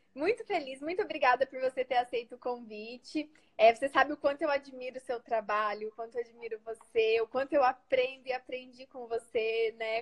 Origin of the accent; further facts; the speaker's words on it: Paraná, Brazil; eu sou aqui do Paraná